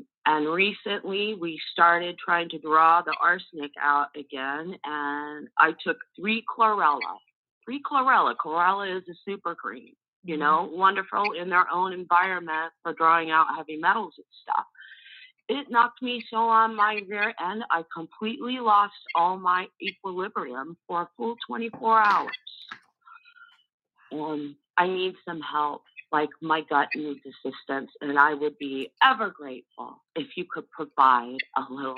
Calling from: Arizona, United States; I'm calling from Arizona.

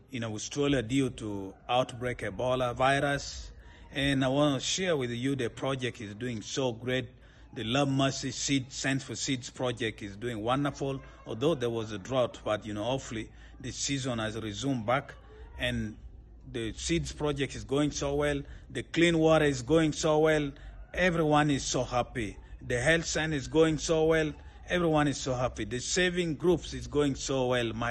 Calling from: Uganda; English is a second language; I'm talking from Uganda.

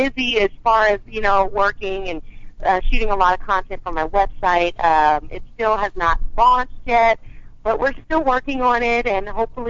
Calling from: California, United States; baby. I'm calling from Cali.

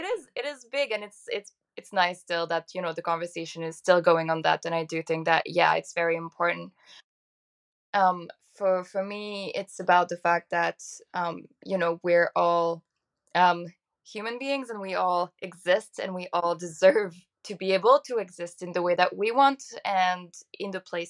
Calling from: Dublin, Leinster, Ireland; I'm calling from Dublin in Ireland

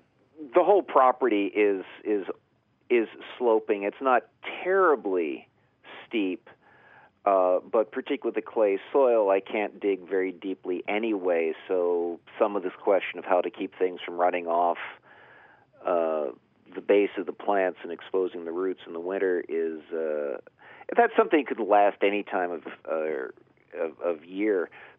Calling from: Blacksburg, Virginia, United States; I'm calling from Blacksburg, Virginia

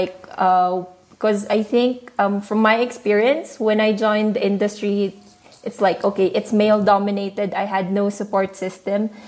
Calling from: Shanghai, China; So I'm speaking from Shanghai. Right now is 9 p.m. for me.

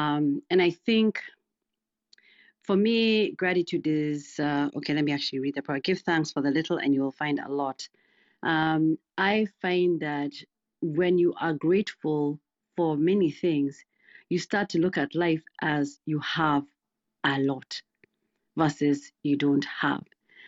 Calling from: Missouri, United States; Sure, I'm doing good. I'm joining from Missouri.

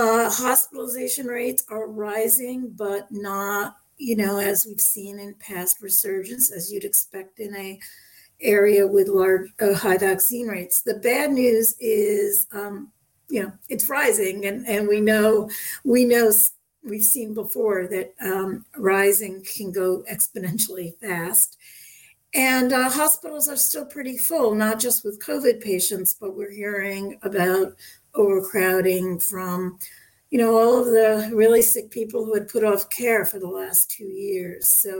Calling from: Newton, Massachusetts, United States; I'm calling from Newton, Massachusetts. We're just a couple miles outside of Boston.

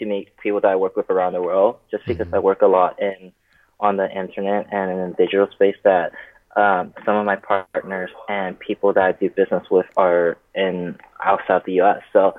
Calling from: Irvine, California, United States; I'm currently in Irvine, California.

